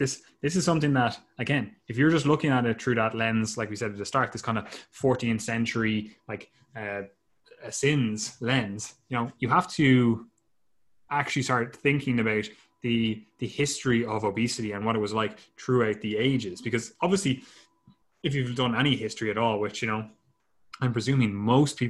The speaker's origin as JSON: {"language": "English", "country": "Ireland", "said": "we're Irish."}